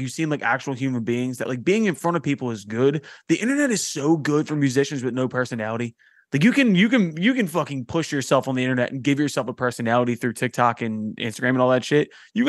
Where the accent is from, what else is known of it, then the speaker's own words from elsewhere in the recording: Philadelphia, Pennsylvania, United States; it's just really tough to pull off being from Philadelphia and have my accent.